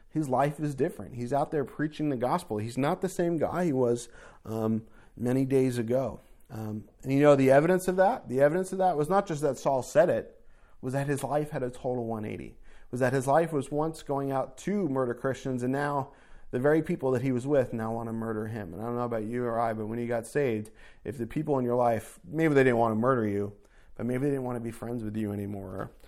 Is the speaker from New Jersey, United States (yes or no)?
yes; New Jersey, United States; moved away as an adult; also born or lived in New York; I grew up in North Jersey